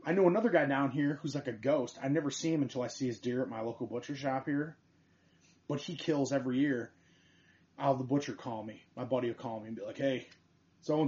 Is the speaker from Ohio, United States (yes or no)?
no; Michigan, United States